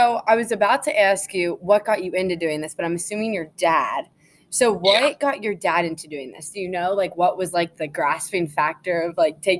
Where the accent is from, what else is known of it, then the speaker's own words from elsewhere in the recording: Lancaster, Pennsylvania, United States; also born or lived in New Holland, Pennsylvania; I'm from Lancaster. I live in New Holland, which is like 15 minutes away from Lancaster.